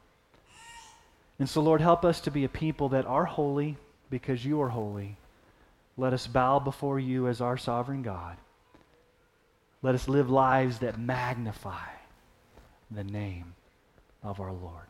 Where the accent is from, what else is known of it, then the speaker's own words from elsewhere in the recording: Texas, United States; growing up in Texas, we would have Sunday night worship service